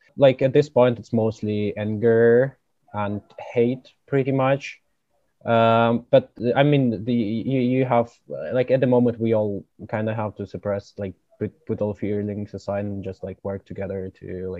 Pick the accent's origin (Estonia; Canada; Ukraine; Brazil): Ukraine; now in Germany; I'm originally from Ukraine. I'm now in Germany.